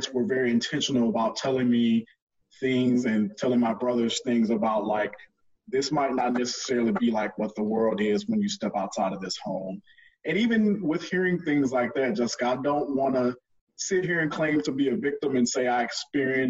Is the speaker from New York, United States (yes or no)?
no; Port Arthur, Texas, United States; moved away as an adult; also born or lived in Houston, Texas / Oklahoma / Dallas, Texas; I was originally born in Houston, but I was raised in Port Arthur